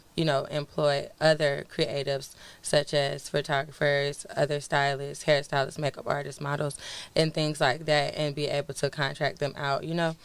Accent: Pensacola, Florida, United States; moved away as an adult; now in Atlanta, United States; I'm from Pensacola, Florida

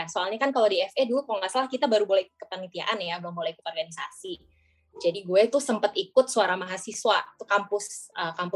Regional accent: Bandung, West Java, Indonesia; moved away as an adult; now in Depok, Indonesia; pertama gue masuk sebagai anak daerah ya gue dari Bandung sampai ke Depok Raya nggak kenal siapa-siapa dong ya

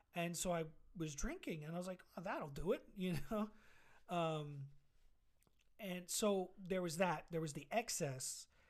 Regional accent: New York City, New York, United States; I'm from Queens. Mm-hmm. So I, I felt really proud of just being from Queens

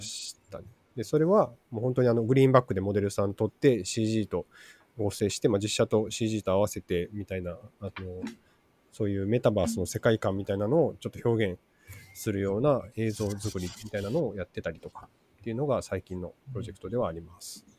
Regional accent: Matsuyama, Ehime, Japan; moved away as an adult; also born or lived in Kobe; 出身は、 えっと、愛媛県ですね。愛媛県松山市生まれ

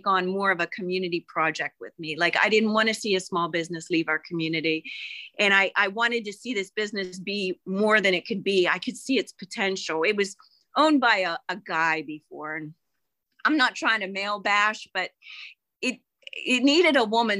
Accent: Bethel Park, Pennsylvania, United States; I grew up in Bethel Park

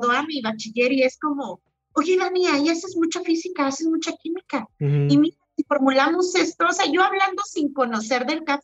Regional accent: Oaxaca, Mexico; y no, nunca había visto en mi vida un cafetal, o sea, era como siendo oaxaqueña.

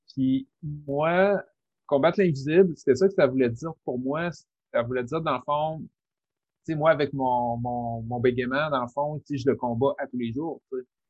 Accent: Rimouski, Quebec, Canada; je viens de Rimouski

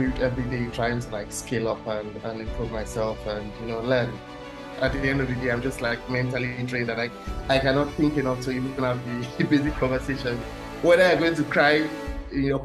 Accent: Nigeria; moved away as an adult; now in Germany; I'm Nigerian

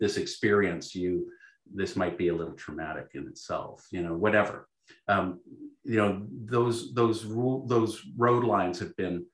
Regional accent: Canada; I'm Canadian

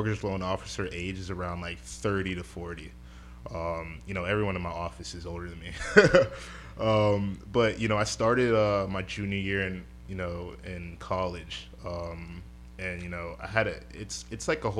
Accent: Coral Springs, Florida, United States; I'm from the Coral Springs area. Born and raised, grew up just playing sports

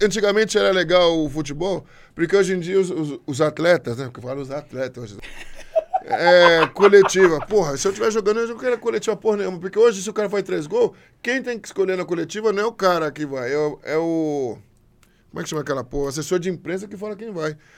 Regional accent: Brazil; Eu sou brasileiro. Brasileiro, minha nacionalidade, sou o quê? Brasil

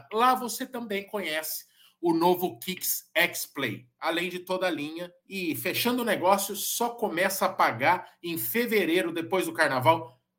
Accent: Sorocaba, São Paulo, Brazil; Muita gente me mandando mensagem hoje, porque a gente é de Sorocaba e não sei o quê.

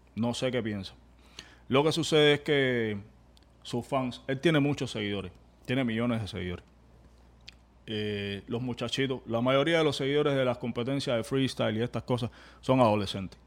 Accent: Cuba; now in United States; venimos de Cuba

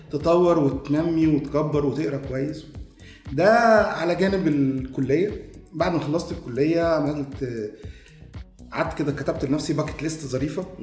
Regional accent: Heliopolis, Cairo Governorate, Egypt; born there; انا مواليد 1980 آه، من مواليد مصر الجديده

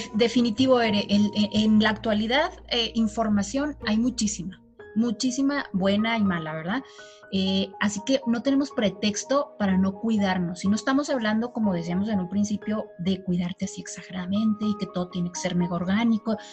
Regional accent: Chihuahua, Mexico; soy de Chihuahua

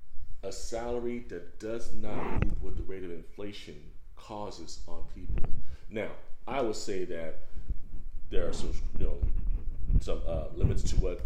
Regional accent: Bay Area, California, United States; moved away; And in California, in where I was from the Bay Area.

